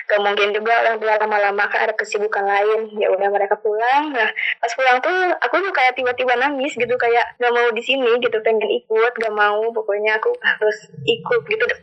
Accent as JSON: {"language": "Indonesian", "town": "Cianjur", "region": "West Java", "country": "Indonesia", "tie": "born or raised there", "moved": "as an adult", "lives_now": "Bandung, Indonesia", "said": "Kan aku tuh anak rantau ya dari Cianjur ke Bandung. Dan dulunya emang aku tuh nggak pernah rantau gitu jadi anak benar-benar anak rumahan yang baru pertama kali anak rantau gitu kuliah ini teh"}